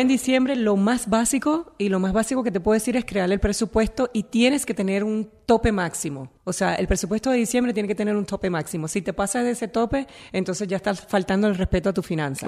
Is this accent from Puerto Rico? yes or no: yes; Naranjito, Puerto Rico; yo vengo de Naranjito, de un pueblito que uno no vas a conocer nunca porque no, no vas a hacer nada nunca allí en Puerto Rico